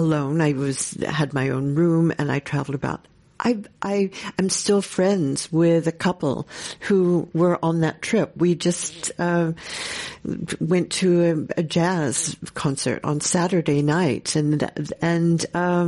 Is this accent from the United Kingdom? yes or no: yes; England, United Kingdom; I'm from England, and we used to come over to the United States to visit my grandparents.